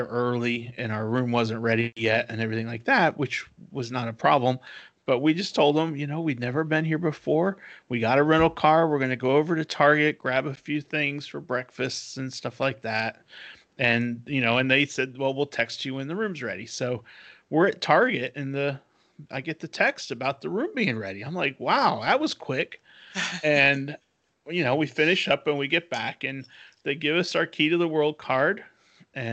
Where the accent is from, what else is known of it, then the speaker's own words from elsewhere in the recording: Raleigh, North Carolina, United States; we're from Raleigh, North Carolina